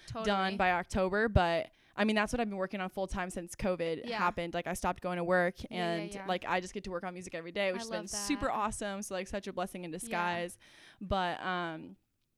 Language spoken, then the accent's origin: English; California, United States; I'm from California, not Texas.